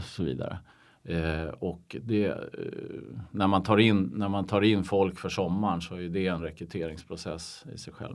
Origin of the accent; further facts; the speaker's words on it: Umeå, Västerbotten County, Sweden; now in Stockholm, Sweden; Jag är, jag är från Umeå, eller Ume som vi säger Just där uppe